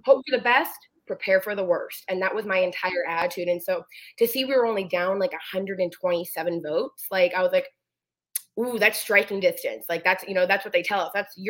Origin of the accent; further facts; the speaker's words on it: Renton, Washington, United States; I was born and raised in Renton, and I've been around Renton politics my entire life.